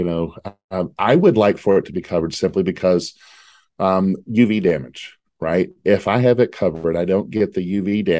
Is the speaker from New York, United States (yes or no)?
no; Texas, United States; I'm from Texas